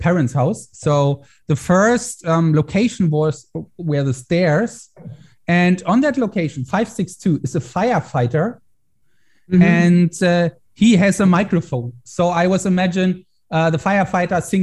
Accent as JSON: {"language": "English", "country": "Germany", "tie": "born or raised there", "said": "I try to get more into political stuff here in Germany"}